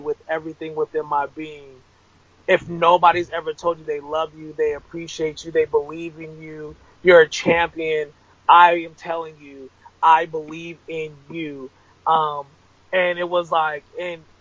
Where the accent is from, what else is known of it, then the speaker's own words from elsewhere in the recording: Rialto, California, United States; also born or lived in Ontario, California; I grew up in Rialto, California, which is like the brim of San Bernardino